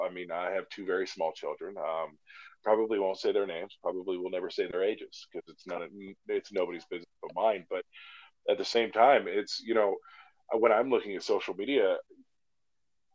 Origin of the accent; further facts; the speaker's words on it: Alaska, United States; moved away as an adult; growing up in Alaska